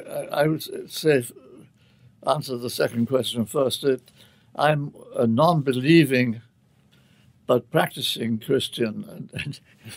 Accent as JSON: {"language": "English", "region": "England", "country": "United Kingdom", "tie": "born or raised there", "said": "I was brought up in the Church of England, which is, in England, of course, religion is sort of a question of class"}